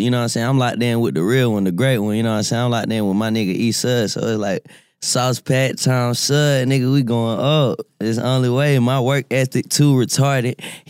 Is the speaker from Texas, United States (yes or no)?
no; Winston-Salem, North Carolina, United States; Well, first and foremost, I'm from Winston-Salem, North Carolina.